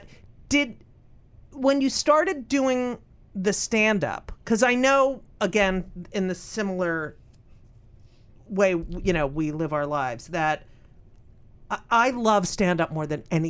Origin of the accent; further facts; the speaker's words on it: New York City, New York, United States; No one in New York voted for him because we've been living with him our whole lives.